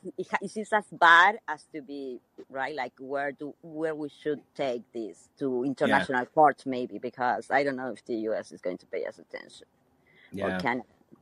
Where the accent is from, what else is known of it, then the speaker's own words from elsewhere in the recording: Argentina; I said I was from Argentina